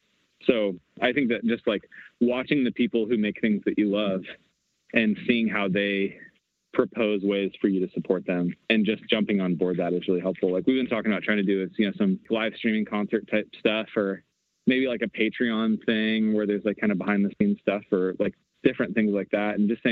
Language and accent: English; Washington, United States; So I grew up in the Pacific Northwest, like up in Washington State.